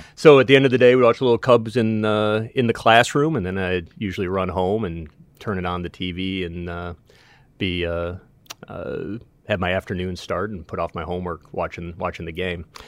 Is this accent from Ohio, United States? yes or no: no; Winnetka, Illinois, United States; growing up in Winnetka. I remember attending Hubbard Woods School